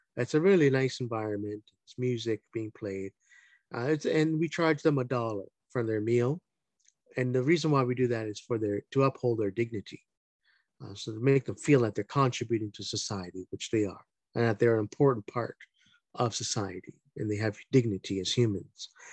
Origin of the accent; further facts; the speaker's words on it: Hamilton, Ontario, Canada; I grew up in Hamilton, Ontario